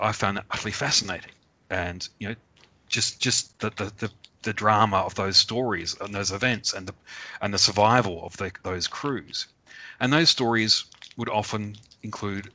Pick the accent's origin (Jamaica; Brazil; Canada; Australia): Australia; I, as an Australian, was raised